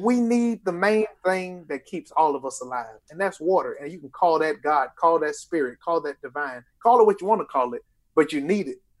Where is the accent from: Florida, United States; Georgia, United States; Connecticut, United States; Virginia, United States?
Georgia, United States; Lithonia; I'm from Lithonia, Georgia